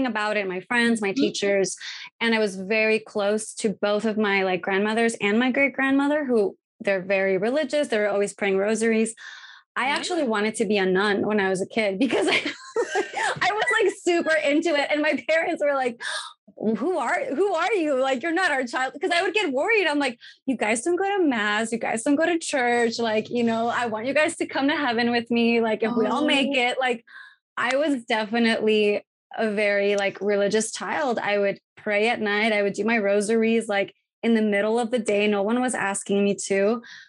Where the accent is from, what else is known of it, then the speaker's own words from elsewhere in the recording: Tijuana, Baja California, Mexico; growing up in Tijuana in Mexico